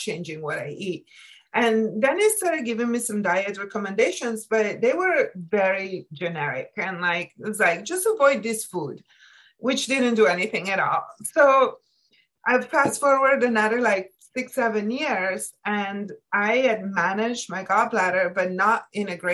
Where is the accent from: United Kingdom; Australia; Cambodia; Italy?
Italy; moved away as an adult; now in United States; I was born and raised in Italy